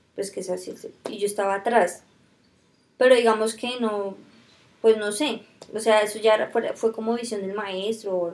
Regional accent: Fusagasugá, Cundinamarca, Colombia; also born or lived in Silvania; yo soy nací en Fusa

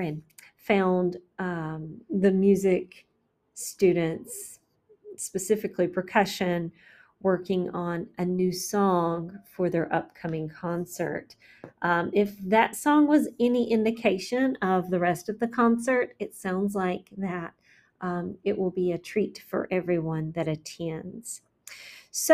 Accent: McDowell County, North Carolina, United States; my hometown, McDowell

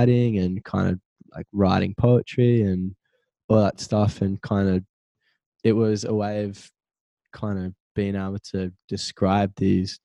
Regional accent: Central Coast, New South Wales, Australia; I'm from the Central Coast, live in Avoca currently.

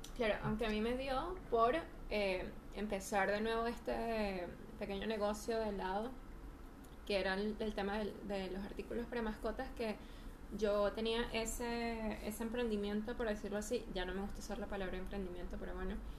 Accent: Venezuela; moved away as an adult; now in Chile; me viví, me crié en Venezuela hasta los 27 años. Tengo ya tres años aquí en Chile.

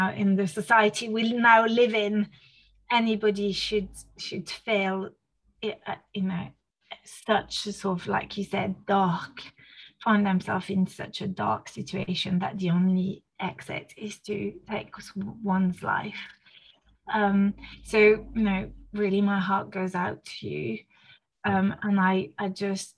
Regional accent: France; first language French; English is a second language; now in United Kingdom; I was born in France, you know, raised in France, using French as my mother tongue

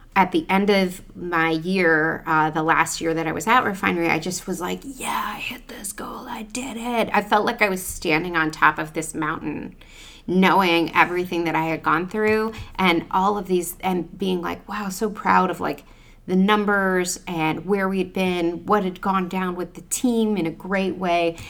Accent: Cleveland, Ohio, United States; moved away; also born or lived in New York; growing up in Ohio

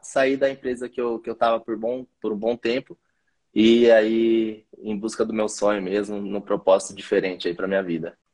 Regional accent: Campinas, São Paulo, Brazil; also born or lived in Hortolândia; Eu sou aqui, da, aqui de Campinas

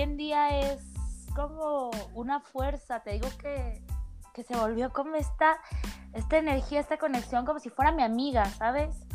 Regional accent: Mexico; soy mexicana

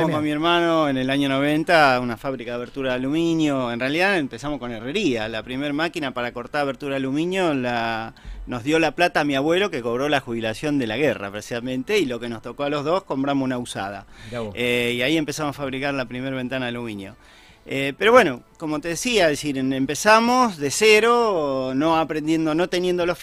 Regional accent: Rosario, Santa Fe, Argentina; Así es, rosarino, hijos italianos. Sí. Ah, papá calabres, mamá napoletana

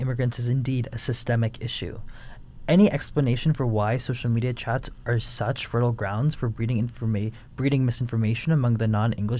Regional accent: Phoenix, Arizona, United States; I'm from Phoenix, Arizona.

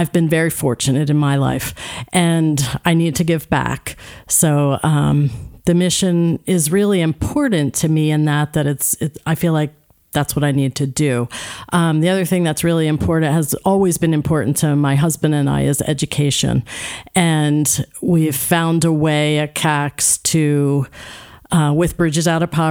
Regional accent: New Jersey, United States; moved away as an adult; now in Kennett Square, Pennsylvania, United States; Born and raised in South Jersey. So I'm a South Jersey girl

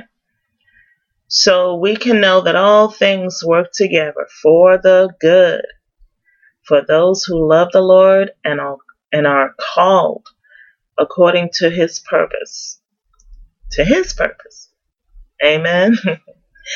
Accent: New York City, New York, United States; I'm originally from New York City, go Yankees, and raised in Queens.

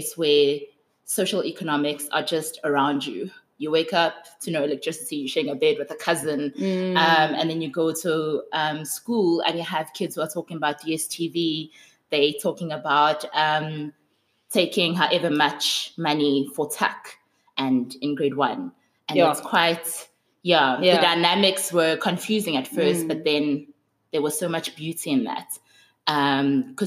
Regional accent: Johannesburg, Gauteng, South Africa; also born or lived in Soweto; I was born in Johannesburg. I grew up in Johannesburg. All I know is Johannesburg. I've been here all my life

